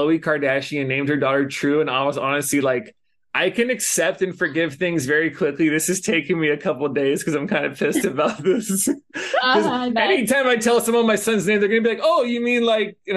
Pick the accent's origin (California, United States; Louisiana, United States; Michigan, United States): California, United States; Los Angeles; moved away as an adult; now in Hawaii, United States; we grew up in Los Angeles and like we moved out here for college